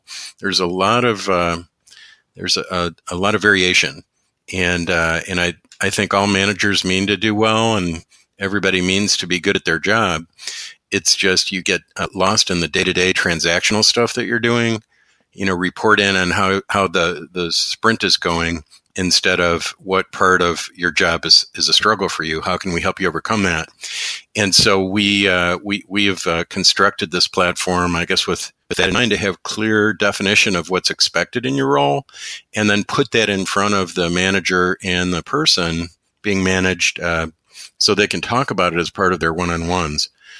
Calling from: Chicago, Illinois, United States; I'm dialed in from Chicago, where it has been snowing and very wintry in the past couple weeks.

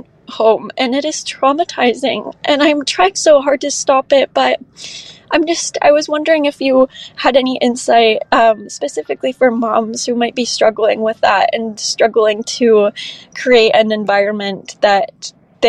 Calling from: Arizona, United States; I'm 23 and I'm calling from Arizona.

